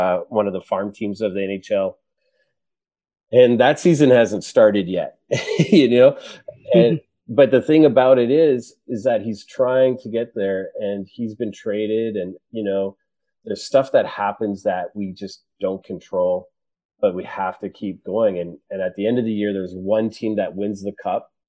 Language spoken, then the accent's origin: English; Edmonton, Alberta, Canada; I grew up in Edmonton